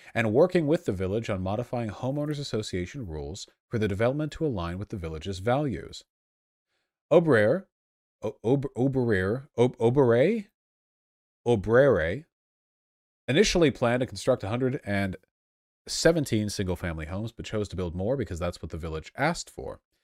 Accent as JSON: {"language": "English", "town": "Los Angeles", "region": "California", "country": "United States", "tie": "born or raised there", "said": "I grew up in Los Angeles"}